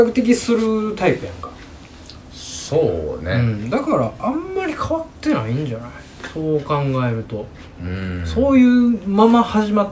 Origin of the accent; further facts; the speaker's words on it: Kansai, Japan; accent: Kansai-ben; 結構俺関西弁で喋ってたから